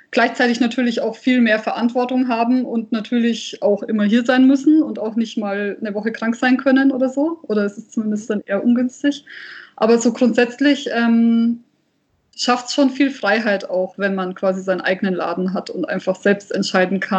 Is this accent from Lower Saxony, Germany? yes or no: no; Nuremberg, Bavaria, Germany; born there; now in Fürth, Germany; also ich bin ja wirklich äh, in Nürnberg geboren, das heißt, ich habe es bis nach Fürth geschafft.